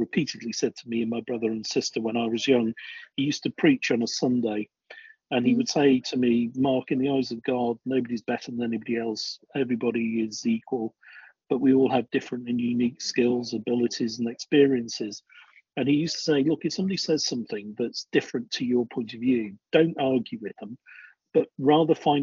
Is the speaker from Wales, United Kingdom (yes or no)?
no; Crewe, North West England, United Kingdom; also born or lived in North Dorset; now in Dorset, United Kingdom; I grew up in Crewe